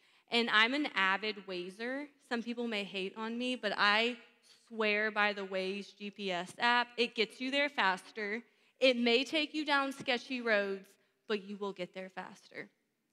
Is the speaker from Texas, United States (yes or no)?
yes; Texas, United States; now in Georgia, United States; I'm born and raised in Texas, so I have some Texan in me